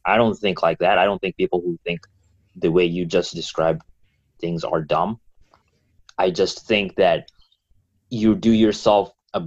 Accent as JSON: {"language": "English", "country": "Kenya", "moved": "yes", "lives_now": "United States", "said": "I'm from Kenya"}